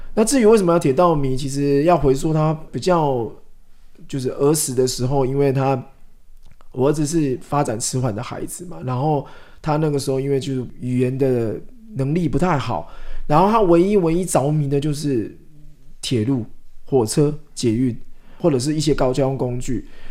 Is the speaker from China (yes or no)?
no; Shetou, Changhua County, Taiwan; also born or lived in Zhutang, Changhua; 我是彰化人， 其实我是社头人， 但是我自己印象最深刻的童年记忆， 其实都在竹塘哦